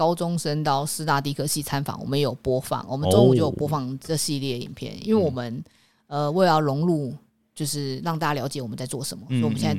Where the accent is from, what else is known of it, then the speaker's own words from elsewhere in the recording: Taipei, Taiwan; 像我们台北人